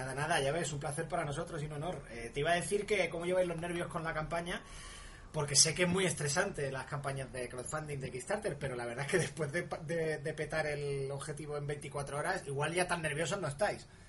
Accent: Málaga, Andalusia, Spain; yo soy malagueño

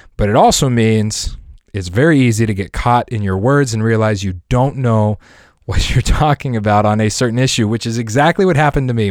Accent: Lakewood, Colorado, United States; I grew up in Lakewood, Colorado.

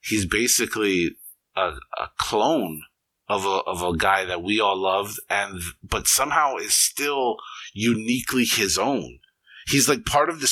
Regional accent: Hawaii, United States; I grew up in Hawaii

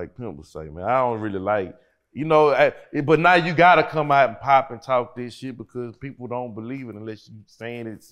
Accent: Port Arthur, Texas, United States; now in Houston, United States; I'm a Port Arthur nigga that live in Houston.

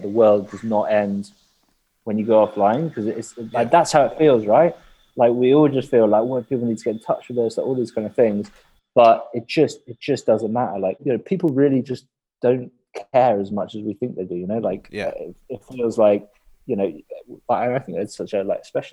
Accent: England, United Kingdom; all your relationships in the UK are around like going to the pub

